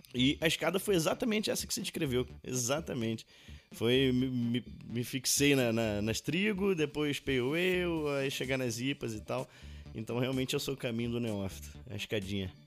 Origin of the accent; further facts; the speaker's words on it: Pará, Brazil; moved away; sou paraense, mas já tenho o que, dois anos que não vou Belém